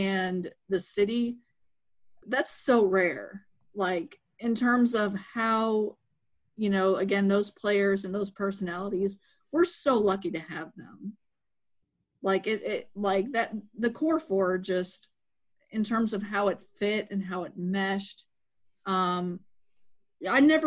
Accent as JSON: {"language": "English", "town": "Chicago", "region": "Illinois", "country": "United States", "tie": "born or raised there", "moved": "yes", "lives_now": "Memphis, United States", "said": "I grew up in the Chicagoland area"}